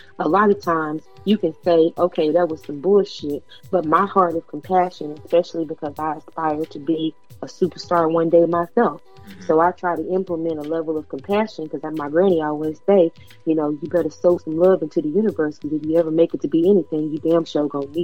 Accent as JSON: {"language": "English", "region": "Texas", "country": "United States", "said": "I'm from Texas."}